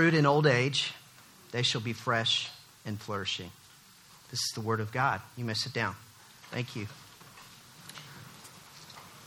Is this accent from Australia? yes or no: no; Oklahoma City, Oklahoma, United States; I come from Oklahoma City